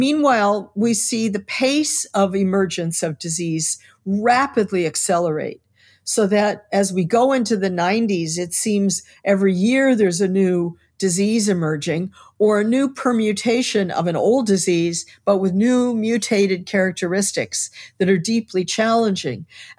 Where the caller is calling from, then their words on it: New York City, New York, United States; New York City, the epicenter.